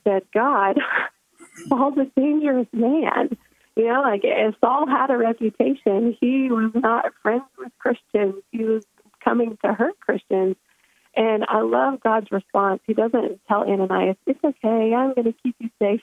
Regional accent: United States; moved away; I grew up in America

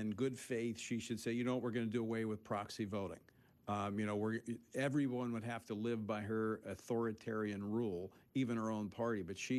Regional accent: Louisiana, United States; Congressman Steve Scalise of my home state of Louisiana

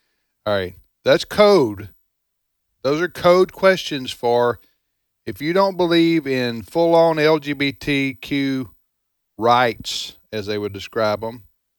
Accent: the South, United States; I'm a Southerner myself, but I've traveled the country

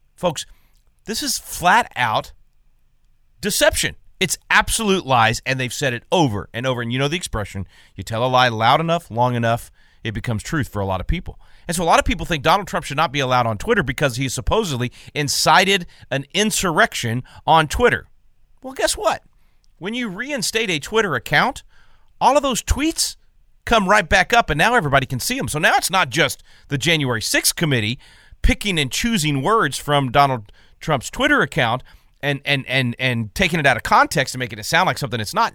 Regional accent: Texas, United States; my home state of Texas

